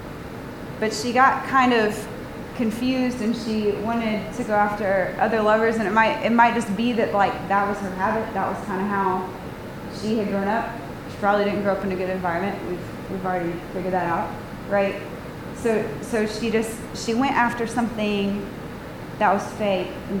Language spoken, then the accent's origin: English; Atlanta, Georgia, United States; I'm from Atlanta